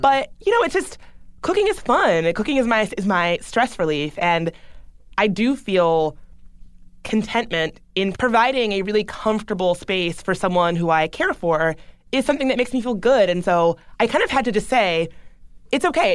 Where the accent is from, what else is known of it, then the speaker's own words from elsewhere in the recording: the South, United States; I grew up in the South. I grew up in a pretty, you know, good old boy Southern